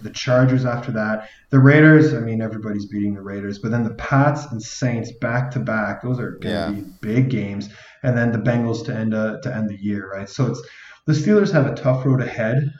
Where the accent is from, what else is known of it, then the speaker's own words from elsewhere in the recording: Calgary, Alberta, Canada; moved away; also born or lived in Ottawa; Calgary's my hometown, and Ottawa's where I, I lived for a large part of my life too